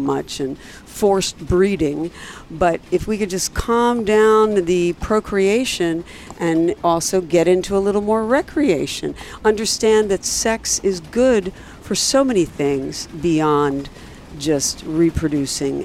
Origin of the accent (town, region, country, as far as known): Philadelphia, Pennsylvania, United States